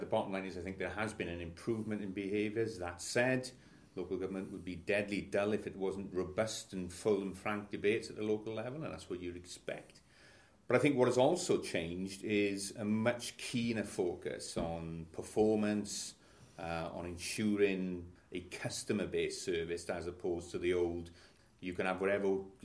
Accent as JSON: {"language": "English", "area": "Ebbw Vale, Gwent", "region": "South Wales Valleys", "country": "United Kingdom", "tie": "born or raised there", "said": "I'm from Aberfyle. I'm from the South Wales Valleys. Coming up to my 58th birthday. As I say, a native of Gwent"}